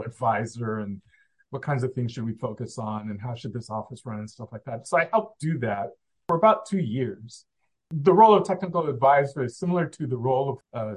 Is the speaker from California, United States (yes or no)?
yes; Southern California, United States; I grew up in Southern California in the heart of where we did aerospace